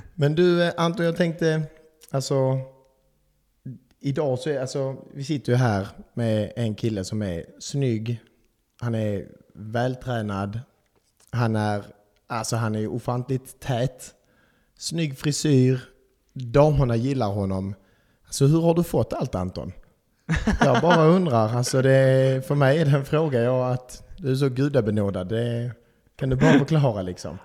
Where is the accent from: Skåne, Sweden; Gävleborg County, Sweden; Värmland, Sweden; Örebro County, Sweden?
Skåne, Sweden; Malmö; moved away as an adult; now in Karlskrona, Sweden; jag är eh, också från Malmö, eh, 25 år gammal. Eh, har bott här i fyra år.